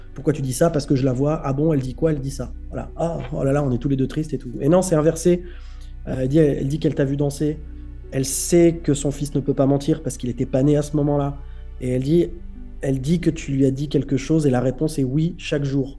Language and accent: French; Cannes, Provence-Alpes-Côte d'Azur, France; moved away as an adult; also born or lived in Paris; je suis né à Cannes. Euh, à 18 ans, je suis monté à Paris